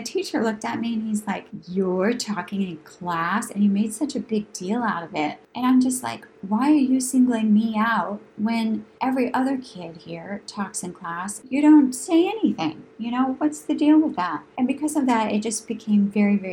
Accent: New Hampshire, United States; moved away; growing up in New Hampshire in that rural environment

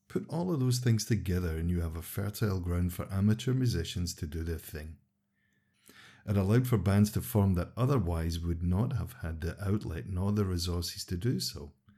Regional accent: Los Angeles, California, United States; moved away; born and raised in Los Angeles

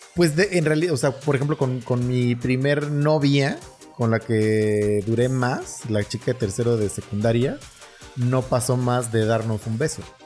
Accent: Naucalpan, State of Mexico, Mexico; no somos ni parte de la Ciudad de México ni parte del Estado

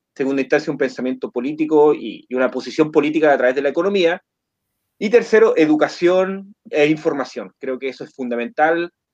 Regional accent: Coquimbo, Chile; soy de Chile, de la cuarta región, región de Coquimbo

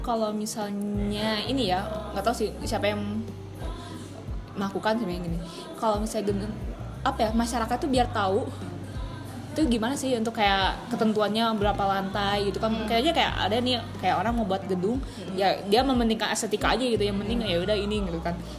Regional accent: Bandung, West Java, Indonesia; gue sebagai orang Bandung

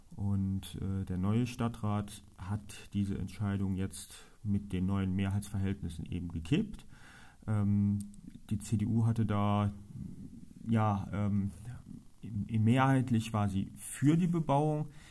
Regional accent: Trier, Rhineland-Palatinate, Germany; bin gebürtiger Trierer, bin verheiratet, wohne mit meiner Frau auf Mariahof

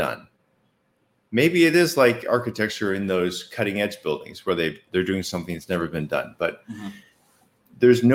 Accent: Boston, Massachusetts, United States; I am from Boston

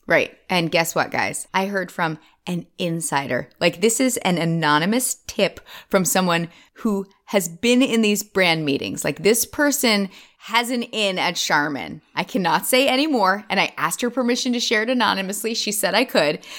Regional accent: United States; as an American

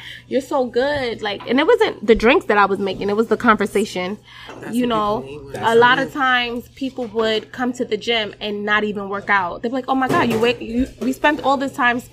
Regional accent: New York City, New York, United States; also born or lived in Brooklyn; I'm from the Bronx. Well, born in Brooklyn, raised in the Bronx

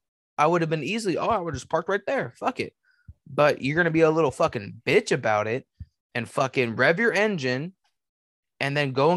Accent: Kentucky, United States; Just for clarification, I'm from Northern Kentucky.

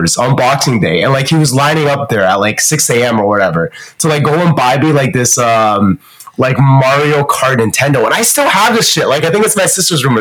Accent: Canada; also born or lived in Shanghai, China; I grew up in Canada with my family

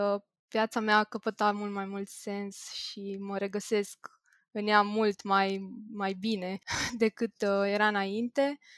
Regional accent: Bucharest, Romania; sunt din București, am 26 de ani

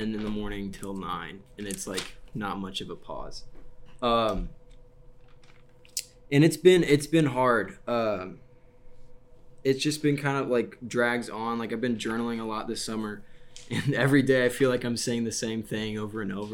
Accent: West Lafayette, Indiana, United States; I've just been here in West Lafayette because I'm from West Lafayette

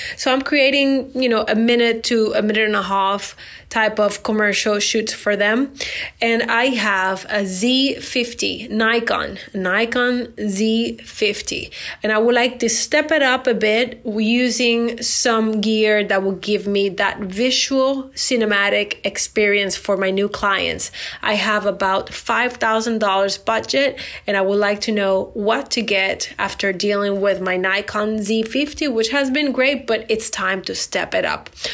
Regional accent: Puerto Rico; I am from Puerto Rico.

